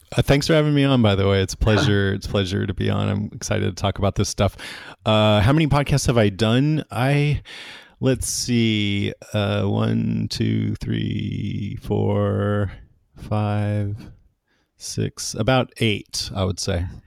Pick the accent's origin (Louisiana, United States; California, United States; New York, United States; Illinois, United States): California, United States; Modesto; I grew up in Modesto, which is in Central California